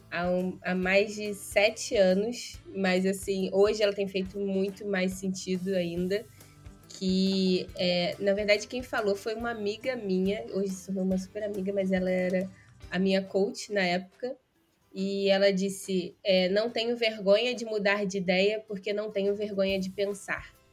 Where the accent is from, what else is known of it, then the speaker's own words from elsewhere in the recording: Rio de Janeiro, Brazil; accent: carioca; Mas eu sou do Rio de Janeiro, nasci, é, cresci no interior e vim estudar no Rio, né? Então, hoje meu, meu sotaque tá bem, bem carioca mesmo.